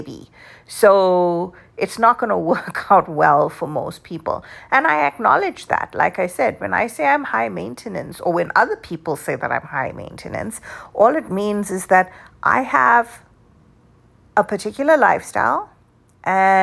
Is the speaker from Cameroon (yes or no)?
no; South Africa; moved away; the way I grew up in South Africa